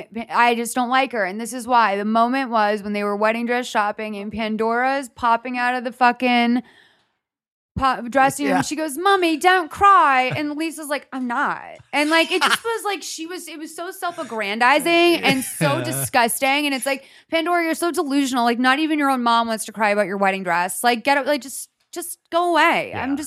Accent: Ireland; I am Irish, so I'm constantly dry.

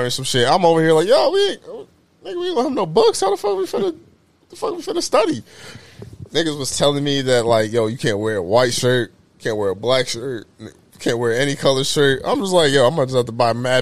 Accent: Des Moines, Iowa, United States

